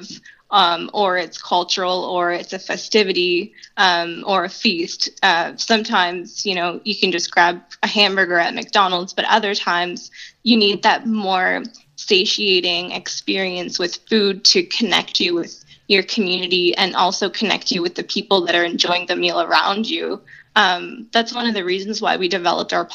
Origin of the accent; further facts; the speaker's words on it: Halifax, Nova Scotia, Canada; moved away as an adult; now in Saint John, Canada; coming from outside of St. John, growing up in Halifax, and moving here in 2016